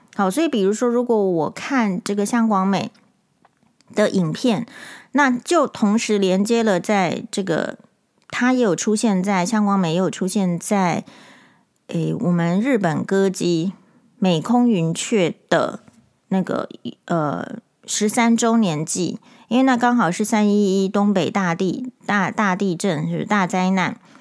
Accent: Taiwan; 身为台湾人是与有荣焉的

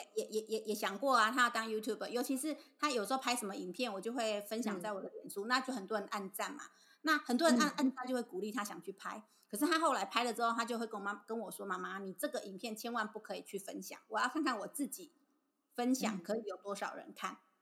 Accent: Tainan, Taiwan; 我们台南这边公车系统不对。方便，要开车接送

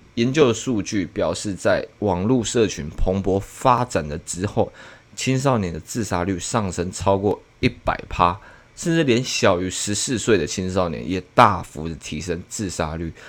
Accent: Taiwan; 我们台湾人

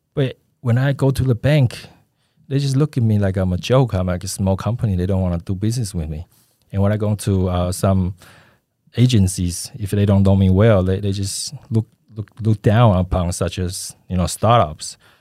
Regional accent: Taipei, Taiwan; moved away; also born or lived in United States; I grew up in Daan and Shinyi

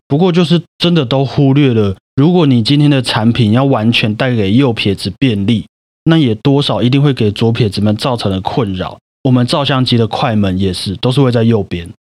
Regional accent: Taiwan; 我们台湾人就是一个很贴心的民族嘛

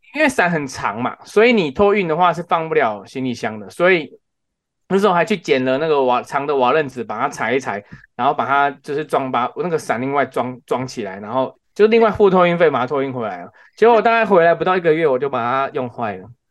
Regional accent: Taiwan; 因为我们台湾人比较不习惯在雪地开车

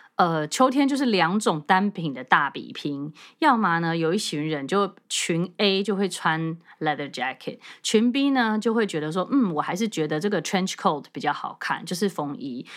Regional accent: Taiwan; 以我们台湾人的身材

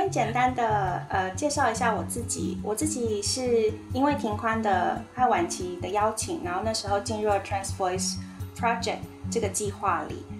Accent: Taiwan; 我们台湾人

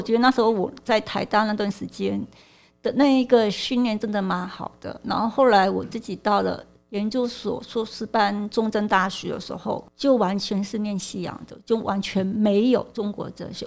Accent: Malaysia; moved away as an adult; now in Taiwan; 我是来自马来西亚，就是我在我十八岁的时候，就是决定来台湾念书

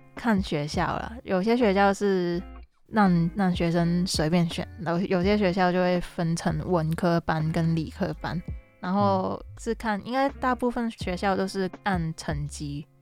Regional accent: Hong Kong; moved away as an adult; now in Taiwan; 我是来自香港的

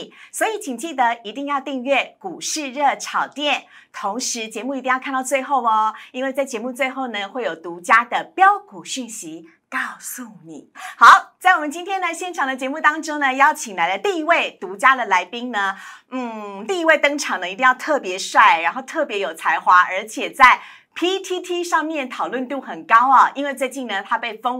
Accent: Tainan, Taiwan; 我台南人啦，

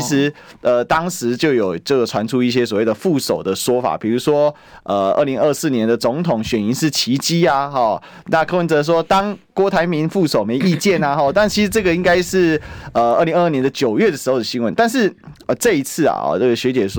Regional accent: Kaohsiung, Taiwan; moved away as an adult; now in Taipei, Taiwan; 因为我高雄人嘛，那嗯。南部小孩上台北

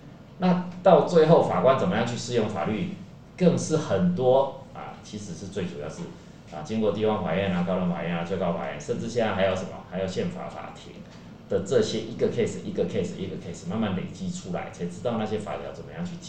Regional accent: Chiayi, Taiwan; 我先回到我家乡了，我先到嘉义。

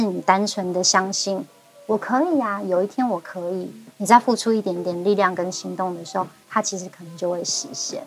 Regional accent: Hualien County, Taiwan; first language Amis; also born or lived in Ruisui; 我自己真的在花莲出生，而且我第一个家应该就是七星潭。 嗯，很美的一个地方。 我的那个，呃，我一岁到三岁之前这中间长大的这个期间啊的那个家，我只要跑步十五秒，我就会碰到海水

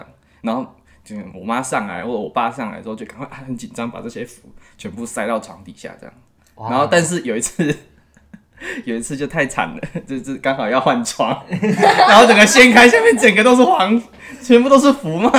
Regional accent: southern Taiwan, Taiwan; 我们南部这边大部分都是反对的。

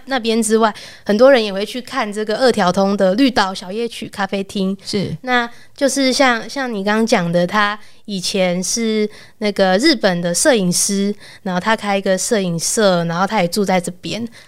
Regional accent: Taipei, Taiwan; 我小时候就住在长春路附近

